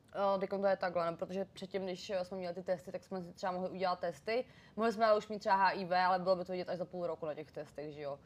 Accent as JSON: {"language": "Czech", "town": "Příbram", "region": "Central Bohemian Region", "country": "Czechia", "moved": "as an adult", "lives_now": "Prague, Czech Republic", "said": "já pocházím z Příbramy"}